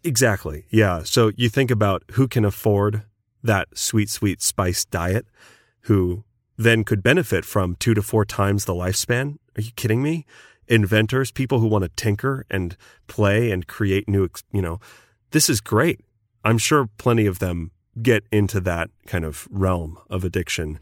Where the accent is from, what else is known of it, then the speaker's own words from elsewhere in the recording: United States; I'm American